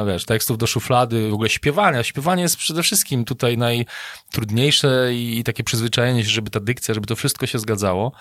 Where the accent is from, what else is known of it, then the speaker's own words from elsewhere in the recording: Wołów, Lower Silesian Voivodeship, Poland; ja jestem z Wołowa na Dolnym Śląsku